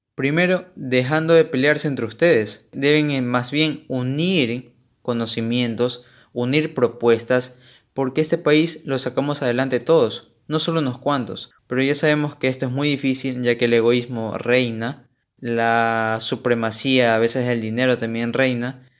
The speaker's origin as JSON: {"language": "Spanish", "country": "Ecuador", "said": "soy ecuatoriano"}